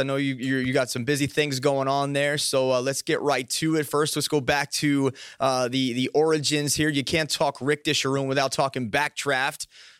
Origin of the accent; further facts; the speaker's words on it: Maryland, United States; I grew up in Maryland.